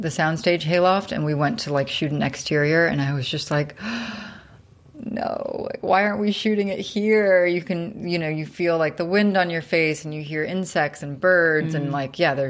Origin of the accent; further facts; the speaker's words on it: outside of New York City, United States; now in Los Angeles, United States; I grew up outside of New York City in like the suburbs.